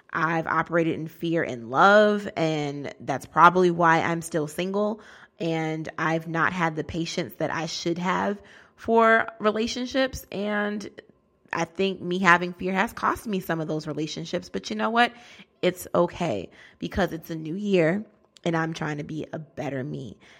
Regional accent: Bridgeport, Connecticut, United States; moved away as an adult; now in Newark, United States; I'm a, a black girl from Bridgeport, Connecticut

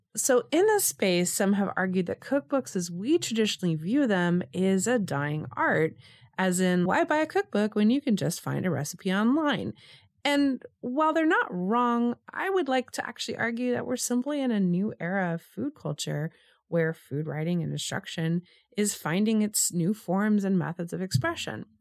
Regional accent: Los Angeles, California, United States; growing up in Los Angeles in the eighties

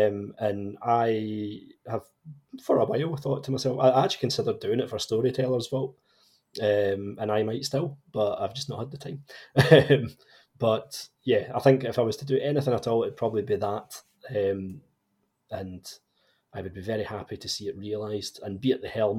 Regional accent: Scotland, United Kingdom; my home country of Scotland

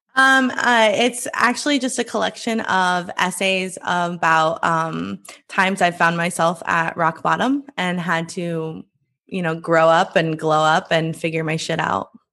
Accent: Iowa, United States; I grew up in Iowa. I live in Iowa now.

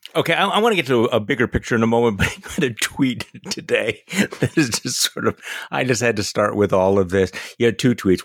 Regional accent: Wisconsin, United States; here in my home state of Wisconsin

